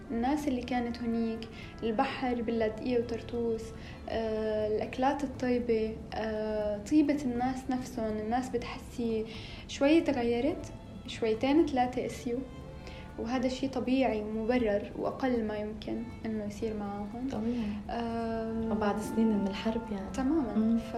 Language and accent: Arabic; Syria; فلما بيسالوني انه انت من وين بقول لهم من سوريا بيقولوا لي واو بلد كثير حلوه